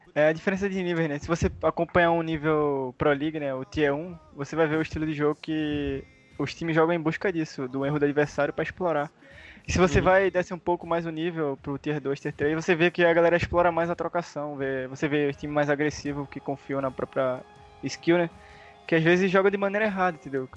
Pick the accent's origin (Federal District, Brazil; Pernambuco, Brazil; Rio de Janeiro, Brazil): Pernambuco, Brazil; Eu sou de Pernambuco, eu moro perto de Recife aqui